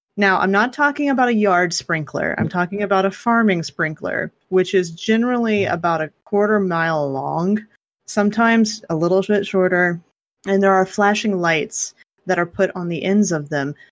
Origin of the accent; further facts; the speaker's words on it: South West Kansas, United States; I grew up in South West Kansas